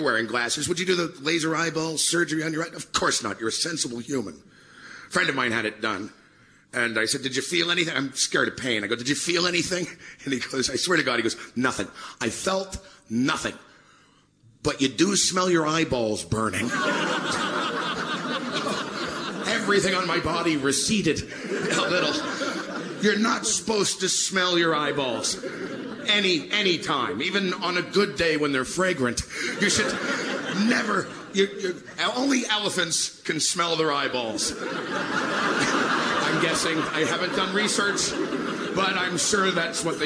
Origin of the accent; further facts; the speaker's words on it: Canada; I'm Canadian